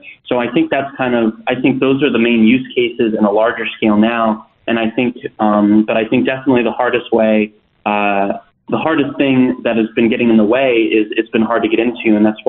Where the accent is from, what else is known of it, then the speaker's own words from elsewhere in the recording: Idaho, United States; I grew up in Idaho.